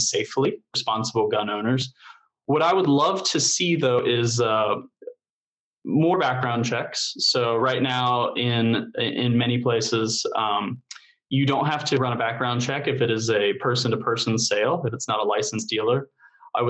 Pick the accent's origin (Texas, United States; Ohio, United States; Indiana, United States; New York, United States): Indiana, United States; I grew up here in Indiana